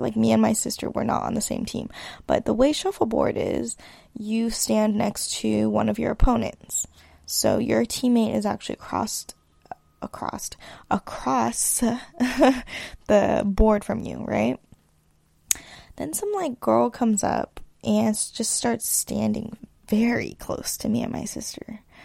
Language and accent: English; East Bay, California, United States; moved away as an adult; also born or lived in Los Angeles; I hail from the East Bay, California, in the Bay Area